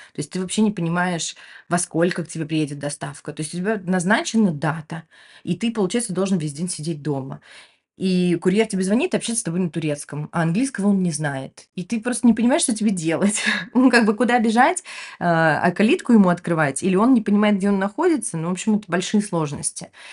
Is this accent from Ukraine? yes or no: yes; Ukraine; also born or lived in Moscow, Russia; now in Turkey; Я выросла в Украине